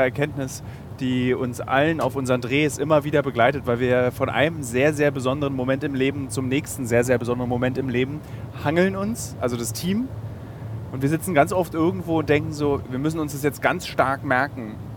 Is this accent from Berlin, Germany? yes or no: yes; Berlin, Germany; Als Berliner